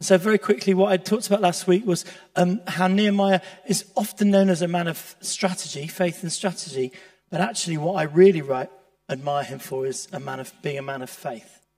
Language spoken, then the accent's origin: English; Leeds, Yorkshire and the Humber, United Kingdom; I grew up in Leeds